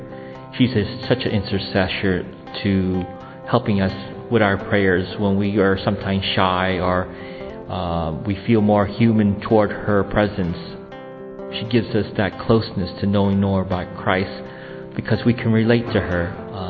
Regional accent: United States; I come from the United States.

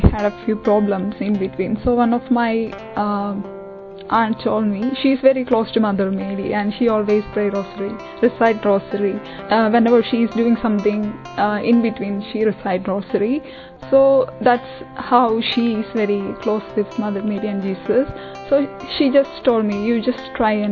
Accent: Kerala, India; moved away as an adult; now in United Kingdom; I'm from Kerala.

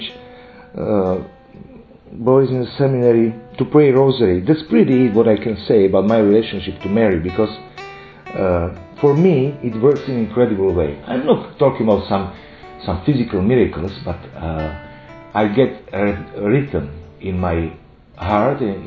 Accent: Slovakia; I am a priest from Slovakia

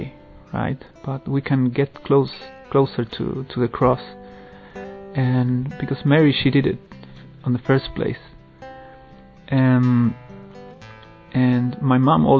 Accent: Chile; moved away; I'm originally from Chile

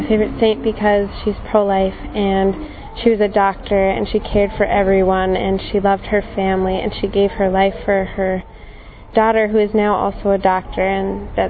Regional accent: Bismarck, North Dakota, United States; I'm from Bismarck, North Dakota, and I am 19 years old.

